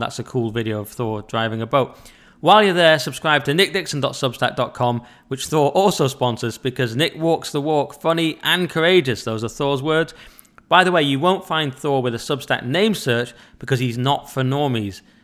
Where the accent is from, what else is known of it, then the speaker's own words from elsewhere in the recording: England, United Kingdom; I was raised English, you know, we just thought we were English